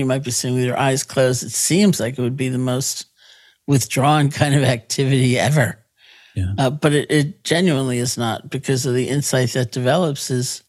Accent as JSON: {"language": "English", "town": "New York City", "region": "New York", "country": "United States", "tie": "born or raised there", "said": "I grew up in New York City"}